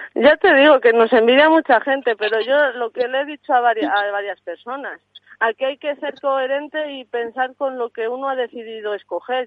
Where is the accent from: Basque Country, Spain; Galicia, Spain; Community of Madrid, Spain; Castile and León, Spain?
Castile and León, Spain; Santa Colomba de Sanabria; Yo soy de Santa Colomba de Sanabria, Zamora